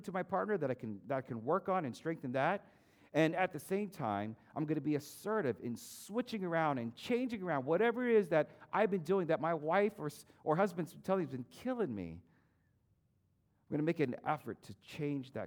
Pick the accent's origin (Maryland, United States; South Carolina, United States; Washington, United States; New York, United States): Maryland, United States; moved away as an adult; also born or lived in Texas; We moved from Maryland to Texas